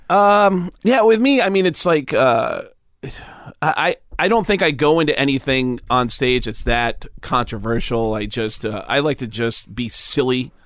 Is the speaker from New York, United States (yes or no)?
yes; Mount Vernon, New York, United States; I grew up in New York, outside the Bronx in Mount Vernon